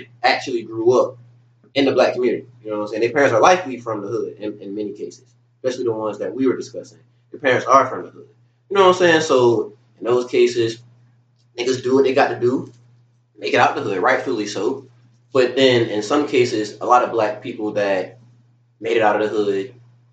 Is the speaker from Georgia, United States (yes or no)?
yes; Pooler, Georgia, United States; also born or lived in Garden City, Georgia; I grew up basically living in Pooler. We moved out of Garden City when I was like 2 or 3 years old. So for as long as I can remember, we lived in Pooler. But my whole childhood, I was in Garden City.